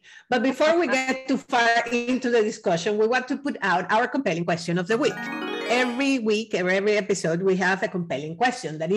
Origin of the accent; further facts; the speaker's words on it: Venezuela; I'm from Venezuela